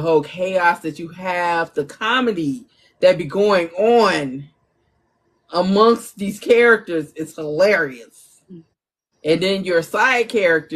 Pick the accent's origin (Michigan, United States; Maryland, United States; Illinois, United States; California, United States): Illinois, United States; Chicago; I'm from Chicago